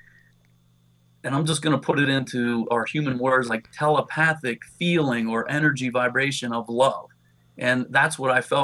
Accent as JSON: {"language": "English", "region": "Pennsylvania", "country": "United States", "said": "I'm from Pennsylvania"}